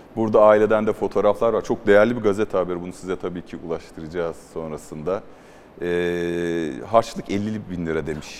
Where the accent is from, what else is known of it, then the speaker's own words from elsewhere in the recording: Mersin, Turkey; ben de Mersinliyim